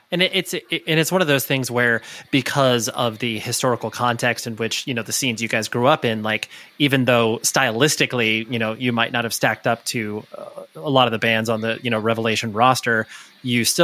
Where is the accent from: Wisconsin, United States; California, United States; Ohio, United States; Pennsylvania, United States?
California, United States; Southern; born or raised there; also born or lived in Orange County / Newport Beach